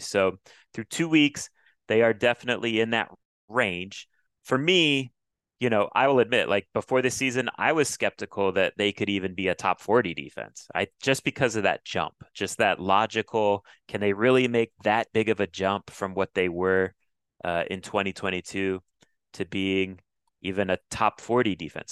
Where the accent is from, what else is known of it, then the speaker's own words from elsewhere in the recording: Florida, United States; I grew up in Florida